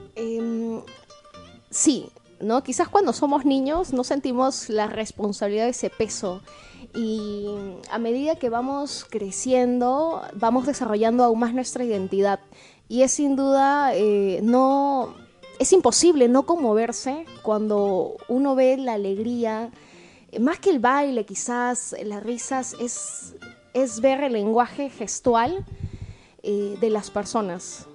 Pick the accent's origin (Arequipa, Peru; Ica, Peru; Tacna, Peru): Tacna, Peru; esa cultura que nosotros tenemos como tacneños y como peruanos